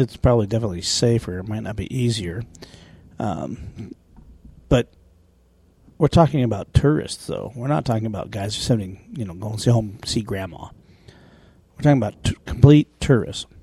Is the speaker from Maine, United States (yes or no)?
no; small town Wyoming, United States; my hometown